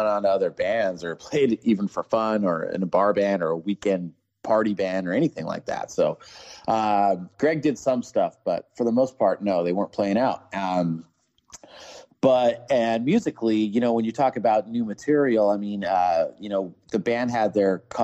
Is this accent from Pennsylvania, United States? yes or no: no; Ventura, California, United States; I grew up in Southern California, Ventura to be exact